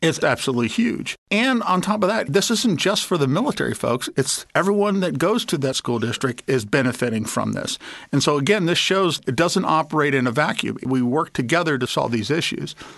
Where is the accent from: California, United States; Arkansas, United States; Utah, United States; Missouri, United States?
Arkansas, United States; my home state